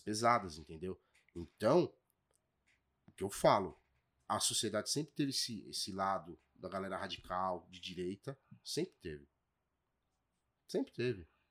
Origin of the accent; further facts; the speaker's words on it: São Paulo, Brazil; fui criado no, na Ponte Rasa ali, né? Menino Matarazzo.